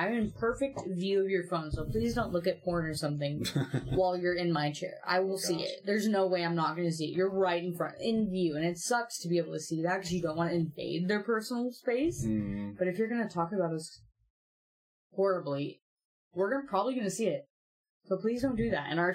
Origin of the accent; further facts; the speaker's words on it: Oregon, United States; Oregon, where we work. We're from Oregon